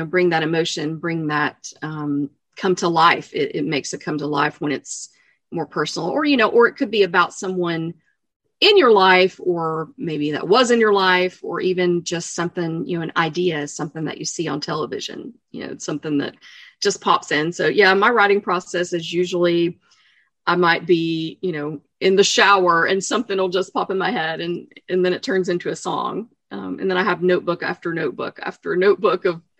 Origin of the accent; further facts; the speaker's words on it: East Tennessee, United States; I grew up obviously in East Tennessee